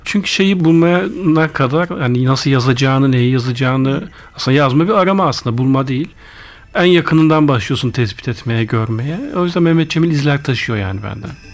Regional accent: Ankara, Turkey; also born or lived in Ardahan; Bütün yani çocukluğumdan hatırladığım her şey Ankara. İlk gençlik Ankara. Mezuniyet, üniversiteyi bitirene kadar hep Ankara. O yüzden Ankaralıyım dersek hadi çok da yanlış olmaz

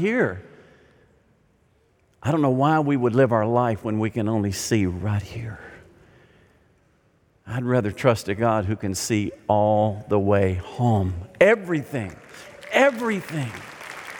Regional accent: Arkansas, United States; I grew up in Arkansas

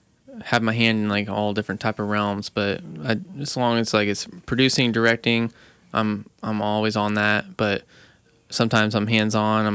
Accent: Indianapolis, Indiana, United States; I'm from Indy, born and raised.

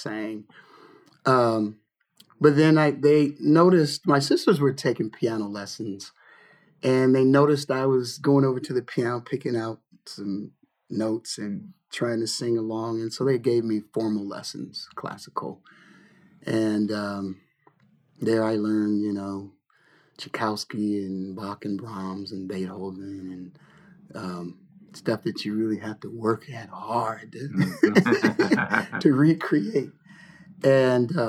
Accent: Lodi, California, United States; born or raised there; also born or lived in Detroit, Michigan

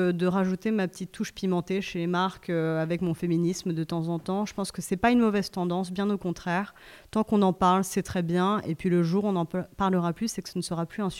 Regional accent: Japan; now in France; Euh, moi, je viens aussi du Japon, et au Japon, on s'en fout.

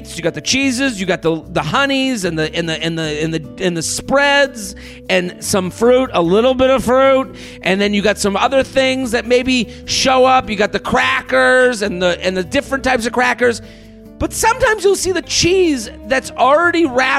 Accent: United States; I'm an American

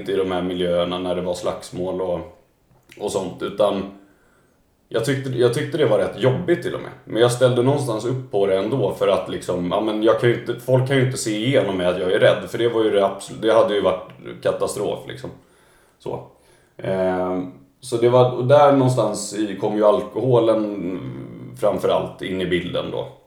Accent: Stockholm, Stockholm County, Sweden; jag är ju född då och uppvuxen här i Stockholm, i Vasastan

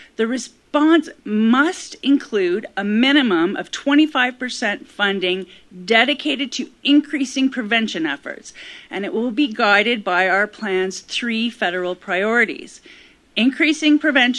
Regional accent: Calgary, Alberta, Canada; moved away as an adult; also born or lived in Ontario; I grew up in Calgary and went to University of Calgary, and I was here basically until I went to journalism school in Ontario.

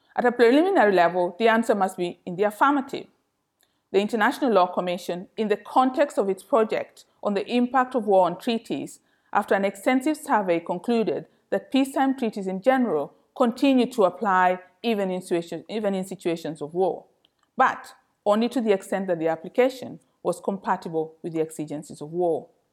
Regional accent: Kenya; moved away as an adult; now in London, United Kingdom; I was born and educated in Kenya

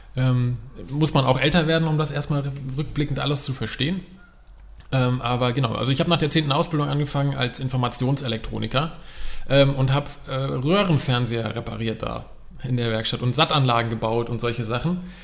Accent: Frankfurt, Hesse, Germany; moved away as an adult; now in between Hamburg and Bremen, Germany; gebürtiger Frankfurter

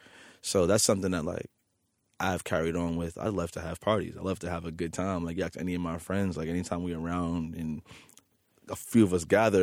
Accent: New York City, New York, United States; For me, like, being a kid growing up in Queens, New York City, and having like DJ Clark Kent spin your 23rd birthday party

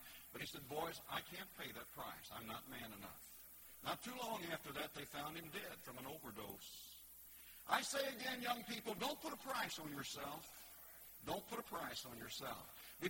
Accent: United States; having been born in America.

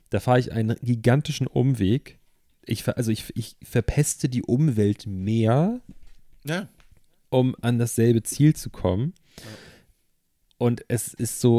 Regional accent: Germany; Ich habe ich bin in der DDR groß geworden. Ich habe irgendwie äh, die, die, Westdeutschland dann neu entdecken können, dann also von Ostmark zu D-Mark, von D-Mark zu Euro.

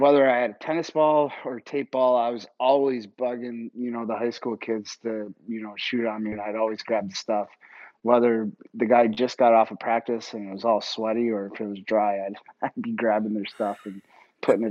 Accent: Ogdensburg, New York, United States; moved away; growing up in Ogdensburg, New York, in upstate New York

